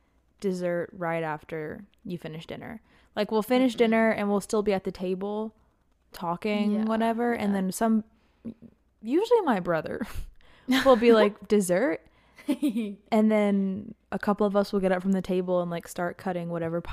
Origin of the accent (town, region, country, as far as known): Georgia, United States